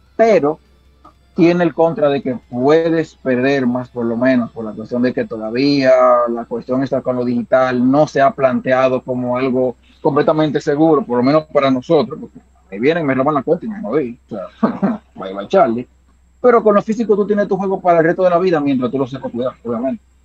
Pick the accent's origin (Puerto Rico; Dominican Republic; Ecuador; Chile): Dominican Republic; somos dominicanos